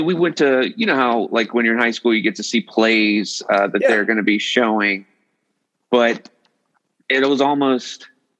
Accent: Lake Wylie, South Carolina, United States; moved away as an adult; also born or lived in Greenville, South Carolina / Greenwood, South Carolina / Atlanta, Georgia; So I grew up in Lake Wylie, South Carolina.

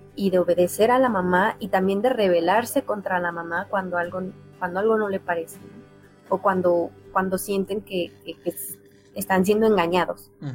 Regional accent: Mexico; nosotros como, como mexicanos

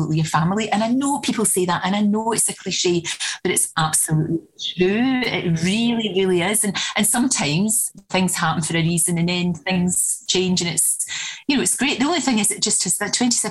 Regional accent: Scotland, United Kingdom; we're very Scottish

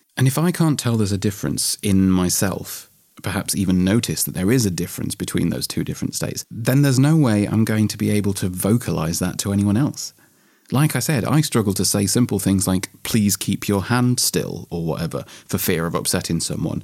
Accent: England, United Kingdom; me being English

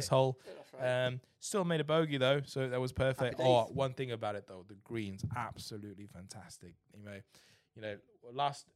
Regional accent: England, United Kingdom; We're English

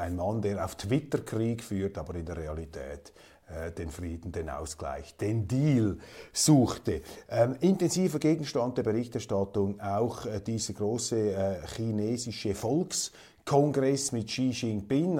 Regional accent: Switzerland; Als Schweizer, auch als Schweizer Milizpolitiker, noch Politiker

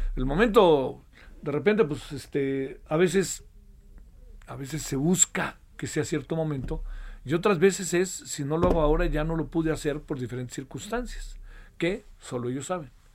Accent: Mexico; Yo como mexicano tengo un signo de identidad

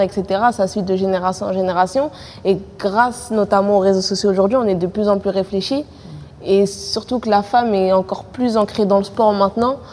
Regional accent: Seine-Saint-Denis, Île-de-France, France; je suis née dans le 93, j'ai grandi dans le 93, je vis dans le 93

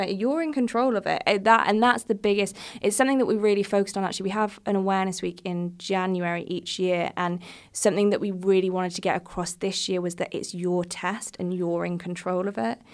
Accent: United States; I am from the United States

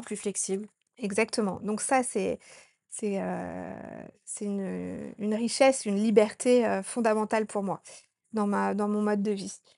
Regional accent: Annecy, Auvergne-Rhône-Alpes, France; moved away as an adult; also born or lived in Norway; now in Sri Lanka; je suis originaire de Haute-Savoie, euh, dans la petite ville d'Annecy.

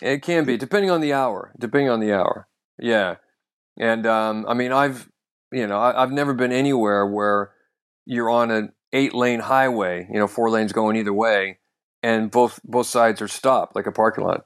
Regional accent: North Idaho, United States; now in London, United Kingdom; I am originally from North Idaho

